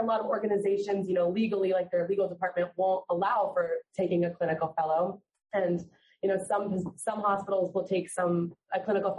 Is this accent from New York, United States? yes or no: no; Fort Lauderdale, Florida, United States; So I'm from Fort Lauderdale.